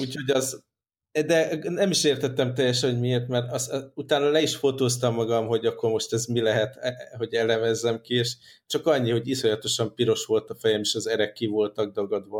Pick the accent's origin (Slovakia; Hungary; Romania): Hungary; accent: strong Hungarian; az én erős magyar akcentusom